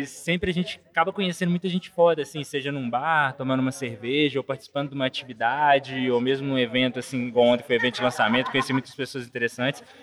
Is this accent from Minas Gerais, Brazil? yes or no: yes; Belo Horizonte, Minas Gerais, Brazil; eu sou de Belo Horizonte